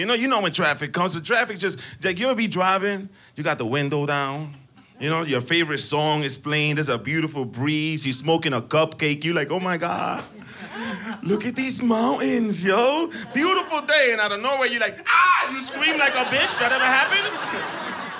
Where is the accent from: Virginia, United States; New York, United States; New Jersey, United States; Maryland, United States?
New York, United States; New York City; moved away as an adult; now in Los Angeles, United States; I'm from New York City. I just moved out here.